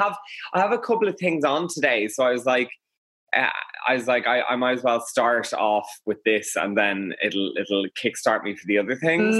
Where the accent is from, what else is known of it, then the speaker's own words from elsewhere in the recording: Dublin, Leinster, Ireland; also born or lived in Westmeath; I'm from Dublin